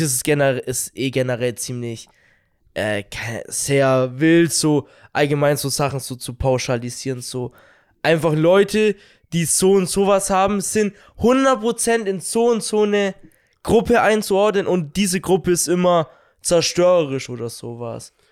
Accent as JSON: {"language": "German", "region": "Bavaria", "country": "Germany", "said": "dass wir aus Bayern kommen"}